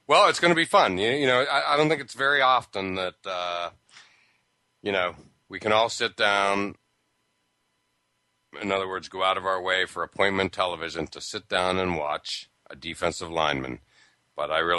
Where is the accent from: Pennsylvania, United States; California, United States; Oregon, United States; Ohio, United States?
Pennsylvania, United States; Pittsburgh; growing up in Pittsburgh